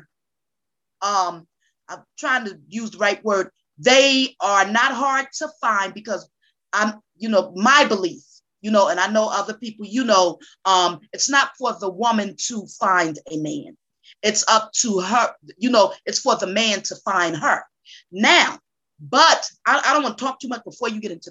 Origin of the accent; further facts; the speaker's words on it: Newark, New Jersey, United States; now in Georgia, United States; I am originally from Newark, New Jersey, relocated to the state of Georgia. I'm a Jersey girl in a Georgia world.